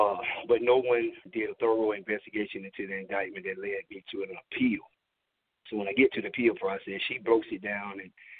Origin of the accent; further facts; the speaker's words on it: Cordele, Georgia, United States; I am from Cordele, Georgia.